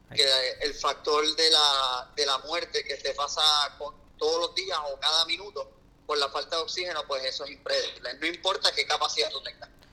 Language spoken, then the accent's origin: Spanish; Puerto Rico